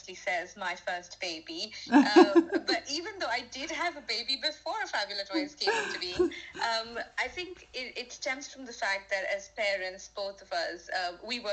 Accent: India; now in United Kingdom; I'm from India

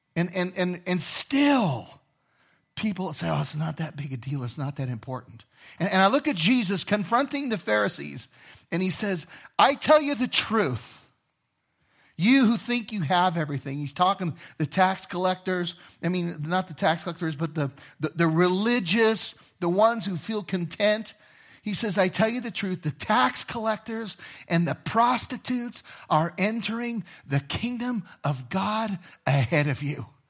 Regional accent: Inglewood, California, United States; moved away; also born or lived in Los Angeles; I grew up in Inglewood

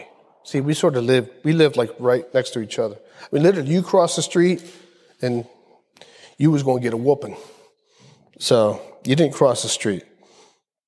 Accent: Philadelphia, Pennsylvania, United States; growing up in the South Philly projects in the 60s and 70s

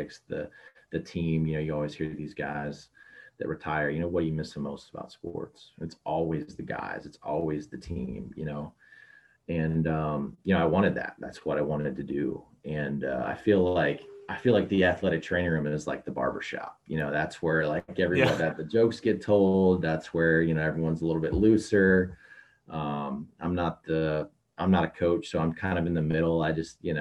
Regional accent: Nashville, Tennessee, United States; moved away as an adult; also born or lived in Oxford, Ohio; I grew up in Nashville, Tennessee, but I'm Midwesterner. My whole family's from Detroit

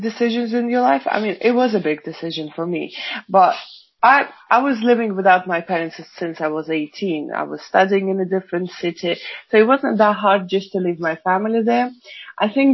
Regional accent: Russia; moved away as an adult; now in Scotland, United Kingdom; I'm originally from Russia, but I met my husband on a holiday vacation in Cyprus 7 years ago, and here I am now living with him in Scotland.

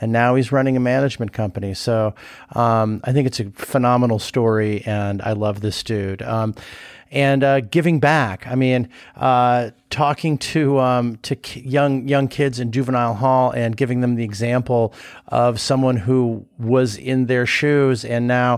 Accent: Venice, California, United States; one of my favorite places in the country to hang out in is going back to my hometown and hanging out in Venice

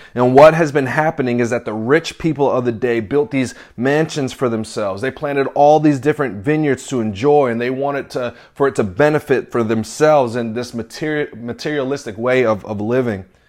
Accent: the South, United States; also born or lived in New York / North Carolina; now in Nashville, United States; I grew up in the South

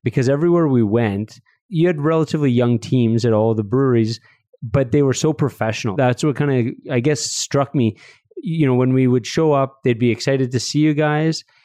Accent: Red Deer, Alberta, Canada; I grew up in Red Deer

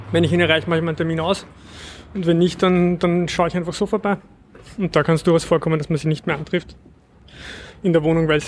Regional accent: Vienna, Austria; Ja, ich bin auch aus Simmering

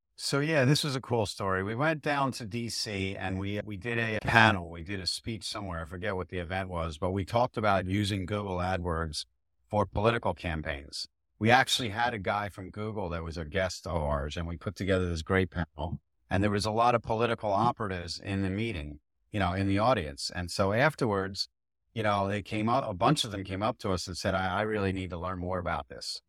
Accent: Philadelphia, Pennsylvania, United States; I grew up in Philadelphia in the suburbs

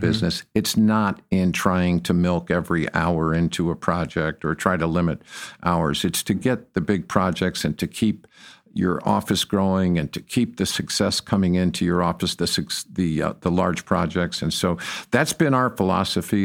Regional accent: Detroit, Michigan, United States; moved away as an adult; now in Texas, United States; I came from Detroit, Michigan

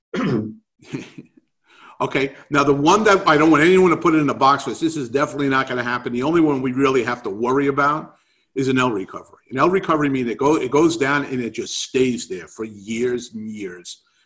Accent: New York City, New York, United States; moved away; from my accent, that I grew up in New York City.

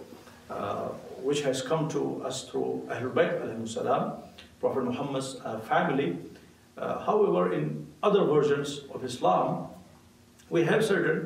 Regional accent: India; also born or lived in Africa / United States; now in Calgary, Canada; I'm originally from India, but I have a lot of international experience, lived in different parts of the world, including Africa and the United States.

